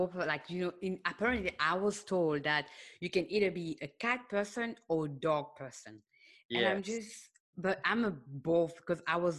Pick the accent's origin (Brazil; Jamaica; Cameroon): Cameroon; born there; also born or lived in Senegal; I was born in Cameroon, and then I lived in Senegal.